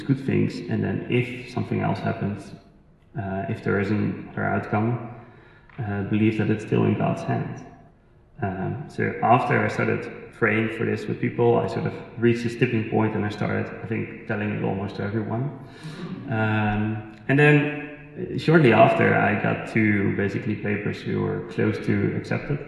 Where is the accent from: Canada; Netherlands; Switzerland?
Netherlands; moved away as an adult; So we moved here 2.5 years ago. We're originally from the Netherlands